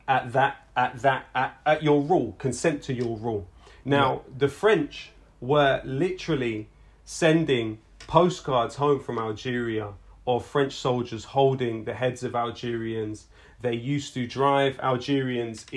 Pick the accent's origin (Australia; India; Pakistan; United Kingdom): United Kingdom; London; we're from London